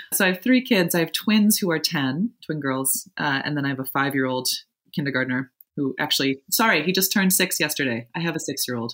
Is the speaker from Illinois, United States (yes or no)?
yes; Evanston, Illinois, United States; also born or lived in Providence, Rhode Island; I grew up just outside Chicago in Evanston, Illinois.